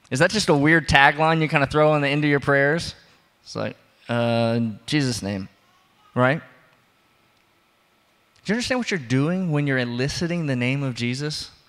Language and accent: English; the South, United States; I am from the South, but we don't do that.